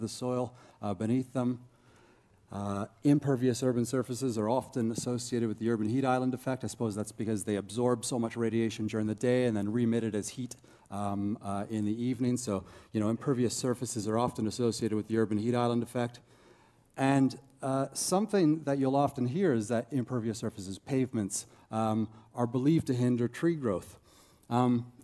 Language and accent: English; Toronto, Ontario, Canada; moved away as an adult; now in Christchurch, New Zealand; I'm originally Canadian from Toronto area anyhow. I moved to Christchurch, New Zealand about 5 years ago to do my PhD